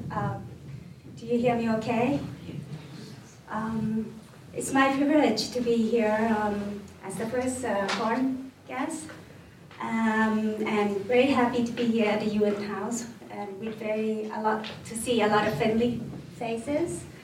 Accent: Northern Thailand, Thailand; moved away as an adult; now in Bhutan; I came from, uh, um, well, Thailand is relatively big, but my hometown is small. Uh, it's a small, hometown in the north of Thailand, small province, um, mountainous area

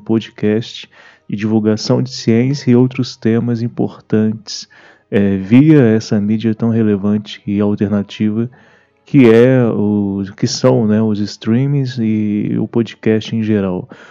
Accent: Brazil; para nós como brasileiros

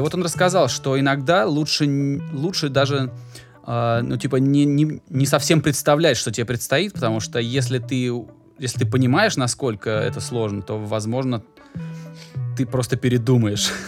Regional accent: Volgograd, Volgograd Oblast, Russia; я родом из Волгограда

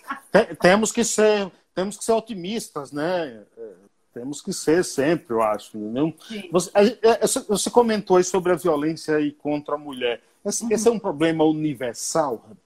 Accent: Bahia, Brazil; eu fui criado na roça, lá na Bahia

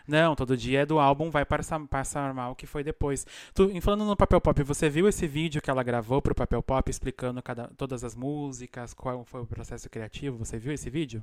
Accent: Brazil; now in Argentina; eu sou do interior do Brasil

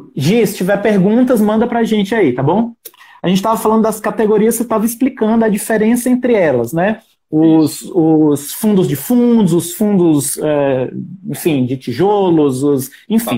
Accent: Ceará, Brazil; moved away; no Ceará, que eu sou cearense

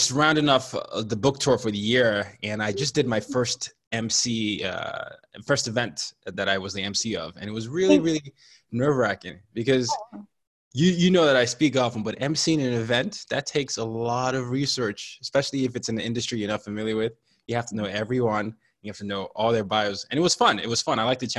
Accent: Nigeria; So I'm a Nigerian, and I grew up in 5 countries and 4 continents by the time I was 17.

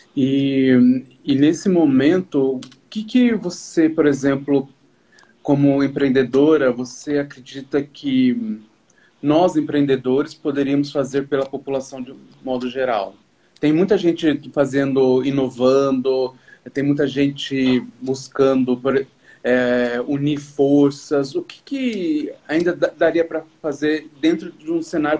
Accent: Brazil; nós, empreendedores de forma geral, brasileiros

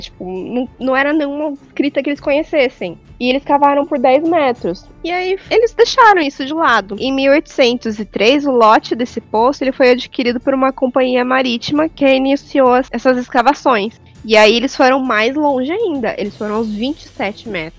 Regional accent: Fernandópolis, São Paulo, Brazil; moved away; Lá em Fernandópolis, que é de onde eu vim

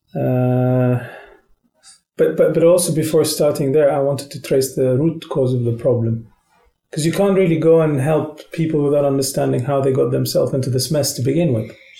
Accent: Qatar; moved away as an adult; now in Moscow, Russia; I'm from Qatar, a country that is positioned in the Arabian Peninsula.

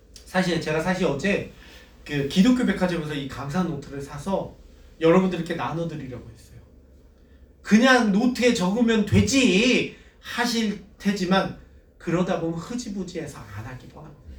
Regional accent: South Korea

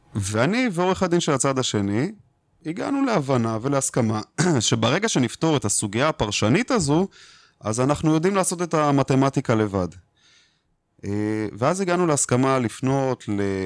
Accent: Israel; אנחנו כישראלים

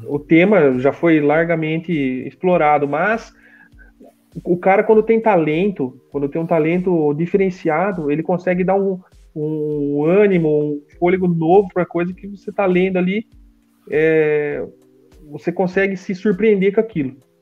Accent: Brazil; a gente é do Brasil

